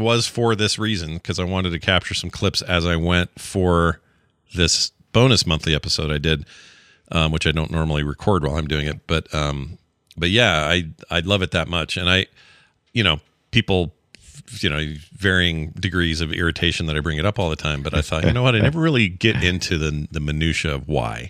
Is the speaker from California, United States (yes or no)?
no; Utah, United States; where I live in my home state of Utah